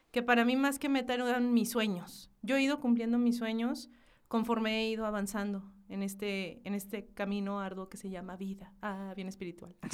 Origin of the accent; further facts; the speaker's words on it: Hidalgo del Parral, Chihuahua, Mexico; Soy de una ciudad bien chiquitica que se llama Hidalgo del Parral, Chihuahua.